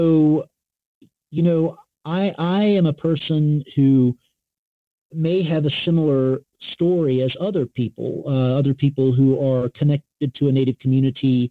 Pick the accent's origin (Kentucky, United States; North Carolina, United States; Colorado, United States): North Carolina, United States; I grew up in North Carolina.